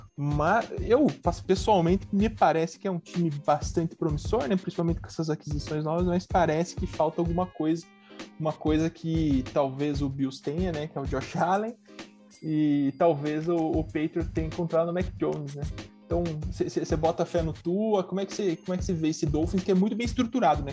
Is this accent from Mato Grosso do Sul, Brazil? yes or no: no; Curitiba, Paraná, Brazil; eu que sou de Curitiba